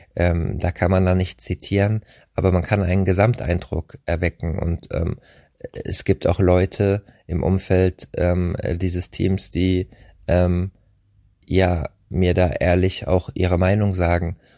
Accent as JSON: {"language": "German", "area": "Rheingau", "region": "Hesse", "country": "Germany", "tie": "born or raised there", "said": "aus meiner Heimat im Rheingau"}